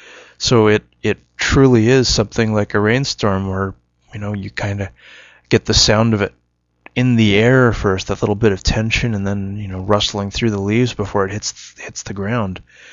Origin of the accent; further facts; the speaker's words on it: Australia; accent: Australian; I apologize. I can't actually remember my Australian accent such as it is.